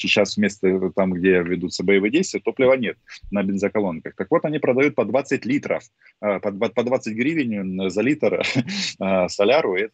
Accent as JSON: {"language": "Russian", "country": "Ukraine", "first_language": "Russian", "said": "я по-русски да. вообще говорю идеально. Почему? Потому что это мой родной язык. Но дело в том, что вот таких людей, как я, с политической самоидентификацией украинской очень много."}